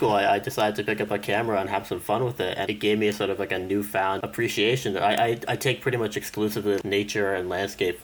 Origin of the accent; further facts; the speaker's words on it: Connecticut, United States; I'm from Connecticut